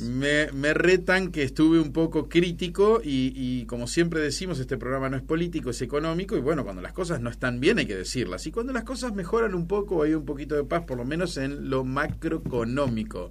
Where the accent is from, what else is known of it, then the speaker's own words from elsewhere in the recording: Argentina; Somos Argentina